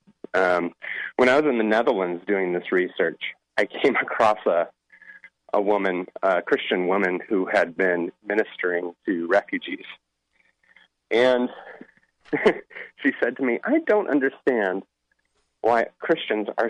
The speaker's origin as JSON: {"language": "English", "town": "Seattle", "region": "Washington", "country": "United States", "said": "I'm actually from Seattle"}